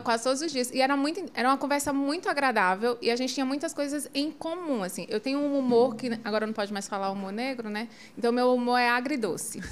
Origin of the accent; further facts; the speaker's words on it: João Pessoa, Paraíba, Brazil; accent: nordestino; eu sou de João Pessoa